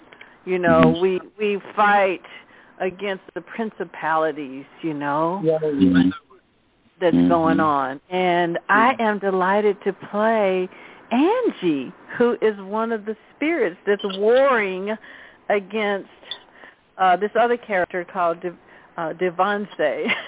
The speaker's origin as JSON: {"language": "English", "town": "Nashville", "region": "Tennessee", "country": "United States", "moved": "yes", "said": "I'm from Nashville, Tennessee, originally."}